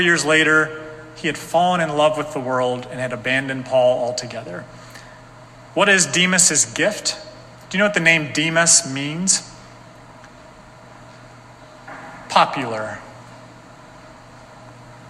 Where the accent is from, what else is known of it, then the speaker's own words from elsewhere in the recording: North Carolina, United States; moved away as an adult; now in Salem, United States; I'm from North Carolina